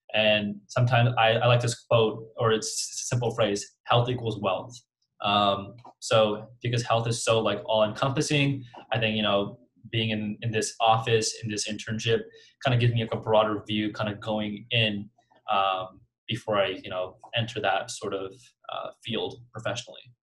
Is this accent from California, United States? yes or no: yes; Central Valley, California, United States; I'm from the Central Valley, right? And um, I've grown up in the Central Valley